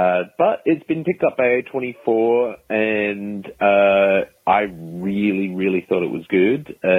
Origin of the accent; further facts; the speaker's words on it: Adelaide, South Australia, Australia; check out shit from my hometown